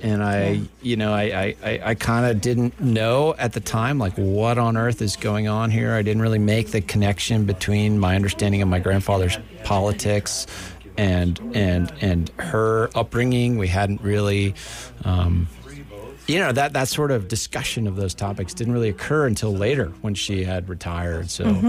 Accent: Guilford, New Hampshire, United States; Gosh, well, I grew up in a small town called Guilford, New Hampshire. It's kind of in the middle part of the state.

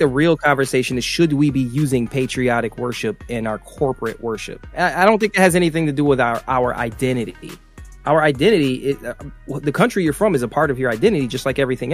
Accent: United States; I'm an American

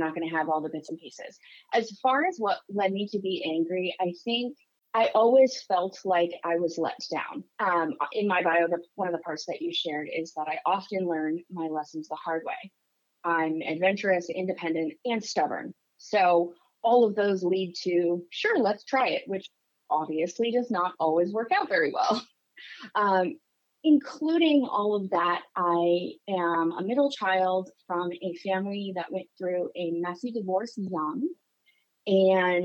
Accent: New Hampshire, United States; I grew up in New Hampshire, tiny little town in the Northeast.

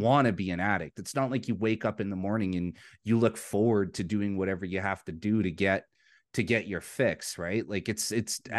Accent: Vancouver, British Columbia, Canada; now in Alberta, Canada; I'm from Vancouver, British Columbia, in Canada. That's the city I was born and raised in.

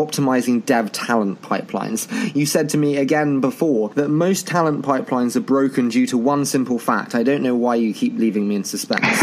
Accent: United Kingdom; being a Brit

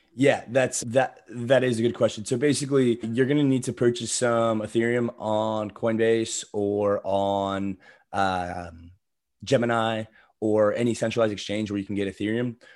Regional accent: Florida, United States; I'm originally from Florida

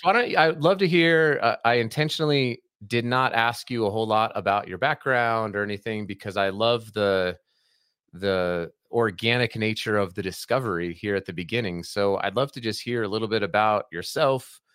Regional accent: Colorado, United States; I'm from Colorado originally

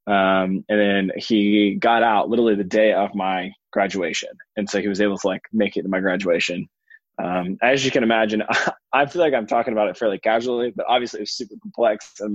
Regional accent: Atlanta, Georgia, United States; I grew up in a suburb of Atlanta in a fairly affluent area

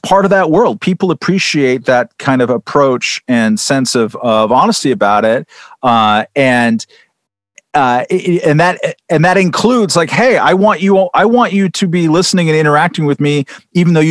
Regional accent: California, United States; I'm from California.

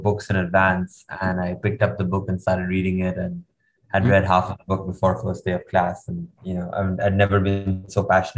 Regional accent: India; moved away as an adult; also born or lived in United States; growing up in India, I lived in a very sheltered environment

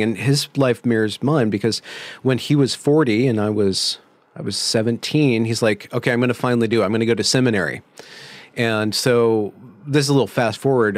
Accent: Ukiah, California, United States; I was born in California in, uh, Mendocino County.

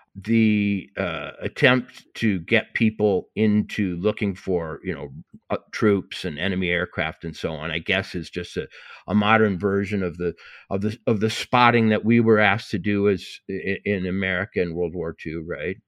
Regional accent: Montana, United States; I said I was from Montana

